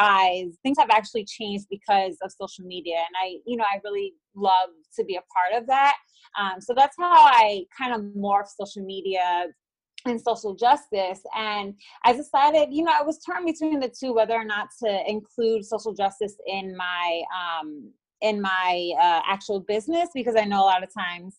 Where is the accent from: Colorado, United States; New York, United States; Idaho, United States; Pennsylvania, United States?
New York, United States; New York City; moved away as an adult; now in Dallas, United States; I was born and raised in New York City. I am now living in Dallas, Texas.